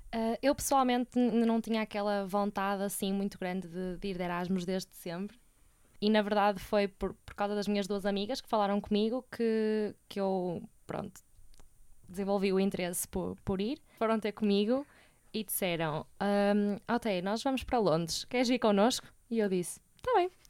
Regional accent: Porto, Norte, Portugal; sou do Porto e moro cá com os meus pais

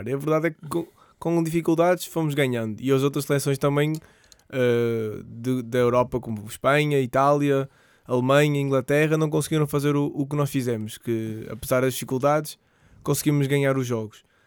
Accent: Portugal; sendo português

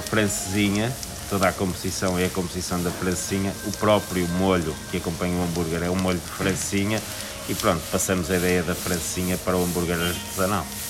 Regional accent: Porto, Porto District, Portugal; somos tripeiros

